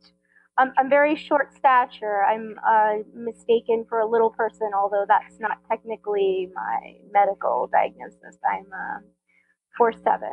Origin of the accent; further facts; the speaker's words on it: Tampa, Florida, United States; I grew up in Tampa, Florida.